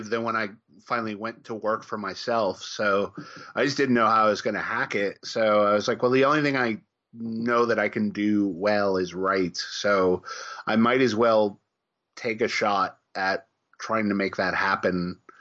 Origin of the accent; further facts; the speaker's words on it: Chicago, Illinois, United States; I grew up in Chicago, and I was a latchkey kid